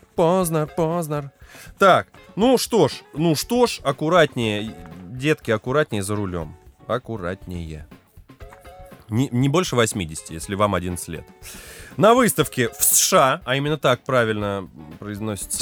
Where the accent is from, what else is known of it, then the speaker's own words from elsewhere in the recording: Lipetsk, Lipetsk Oblast, Russia; Я хотя бы из Липы, с задворок.